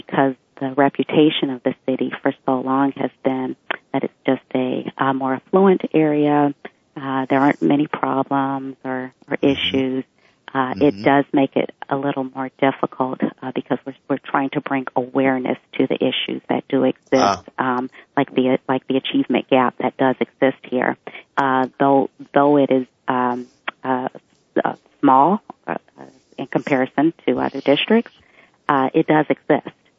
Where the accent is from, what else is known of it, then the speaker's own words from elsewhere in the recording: Bellevue, Washington, United States; When I grew up in Bellevue, it was predominantly a white environment